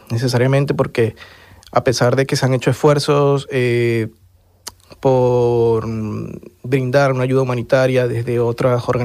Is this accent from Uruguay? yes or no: no; Venezuela; moved away as an adult; Y hoy en día, pues, lo que más extraño es eh, tanto ejercer mi profesión, mi carrera en mi país, pero también eh, hacer ese trabajo político que, que, hoy por hoy no estoy haciendo